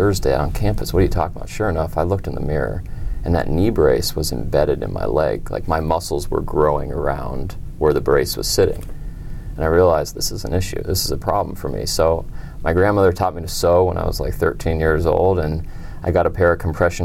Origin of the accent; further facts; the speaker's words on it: Denver, Colorado, United States; I'm from Denver, Colorado